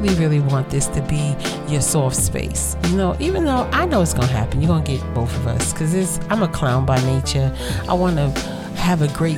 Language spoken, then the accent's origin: English; New York City, New York, United States; I am from Brooklyn